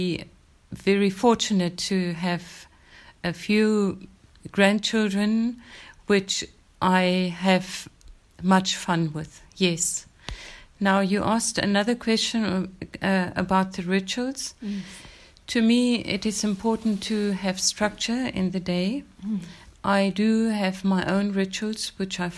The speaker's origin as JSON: {"language": "English", "town": "Windhoek", "region": "Khomas", "country": "Namibia", "tie": "born or raised there", "also_born_or_lived": "Germany / Swakopmund", "said": "I was born in Namibia, then it was Southwest Africa. I've been schooled in Windhoek in Germany and again in Windhoek"}